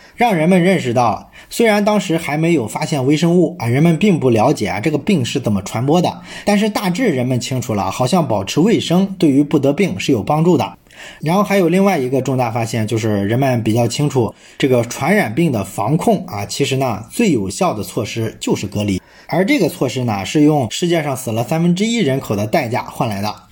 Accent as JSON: {"language": "Chinese", "country": "China", "said": "这其实呢说明我们中国人在宗教上是一个非常宽容的民族"}